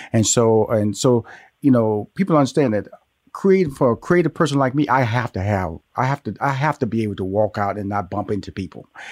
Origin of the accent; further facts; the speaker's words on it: Houston, Texas, United States; also born or lived in Atlanta, Georgia; I'm born and raised in Houston, Texas